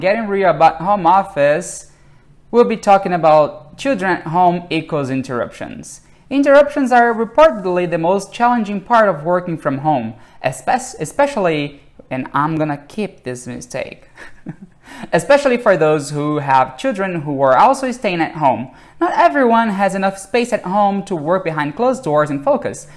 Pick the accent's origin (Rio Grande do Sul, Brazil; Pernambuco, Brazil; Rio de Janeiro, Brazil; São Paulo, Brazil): Rio de Janeiro, Brazil; I'm from Brazil, Rio de Janeiro.